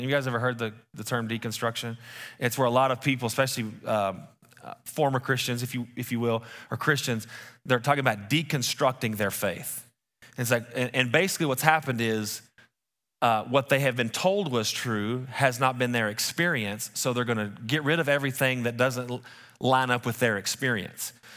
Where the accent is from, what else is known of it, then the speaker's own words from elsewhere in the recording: West Texas, United States; we're from West Texas.